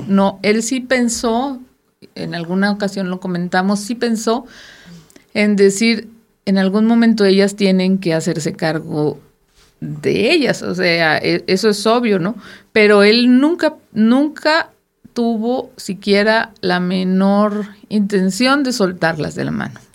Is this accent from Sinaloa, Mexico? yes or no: yes; Sinaloa, Mexico; moved away; yo soy sinaloense